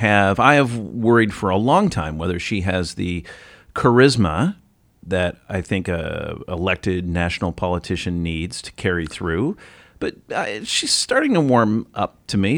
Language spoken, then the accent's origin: English; Ohio, United States; That's, that's my home state. That's where I'm from